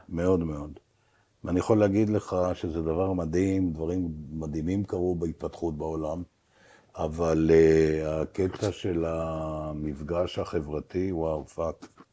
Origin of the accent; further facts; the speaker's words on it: Beersheba, Southern District, Israel; moved away; also born or lived in Tel Aviv; נולדתי בבאר שבע